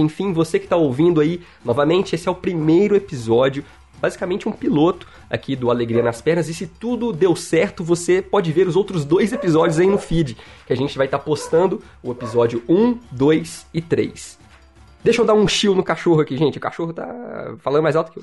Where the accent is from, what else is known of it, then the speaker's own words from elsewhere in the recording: Minas Gerais, Brazil; accent: mineirês; Eu sou mineiro, mineirês, é minha língua principal